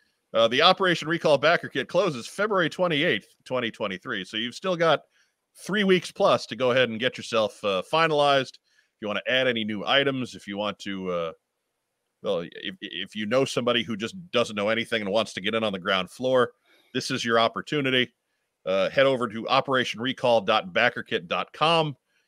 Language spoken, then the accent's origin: English; Philippines; I'm from the Philippines.